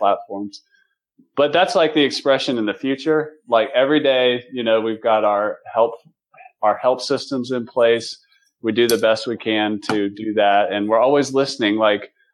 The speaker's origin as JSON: {"language": "English", "region": "North Carolina", "country": "United States", "moved": "yes", "said": "I'm originally from North Carolina"}